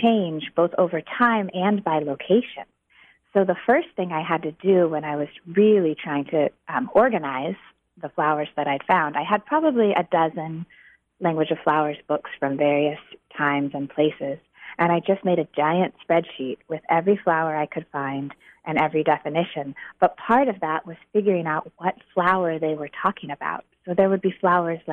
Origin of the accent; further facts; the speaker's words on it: Chico, California, United States; I was raised in Chico